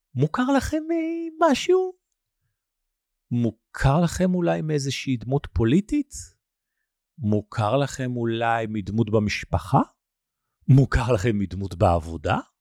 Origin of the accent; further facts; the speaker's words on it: Nigeria; moved away; בניגריה, המקום שאתם יודעים כבר נולדתי וגדלתי בו